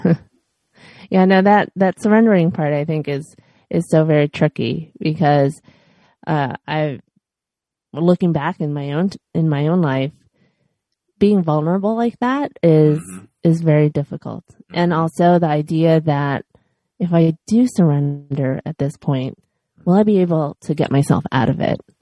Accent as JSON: {"language": "English", "town": "Chicago", "region": "Illinois", "country": "United States", "tie": "born or raised there", "moved": "yes", "lives_now": "Los Angeles, United States"}